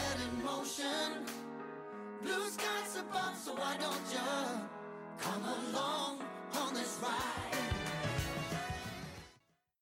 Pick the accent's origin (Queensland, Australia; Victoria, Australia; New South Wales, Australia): Queensland, Australia; Brisbane; moved away as an adult; also born or lived in Sydney; I grew up in Brisbane